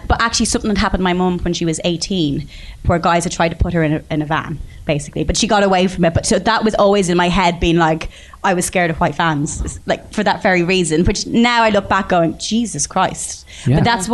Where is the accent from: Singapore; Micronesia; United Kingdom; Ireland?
Ireland; Bray, Leinster; I'm from Bray